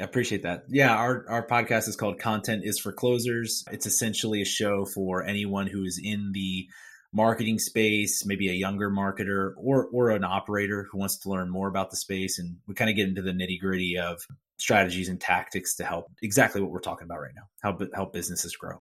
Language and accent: English; Philadelphia, Pennsylvania, United States; I'm from Philadelphia, Pennsylvania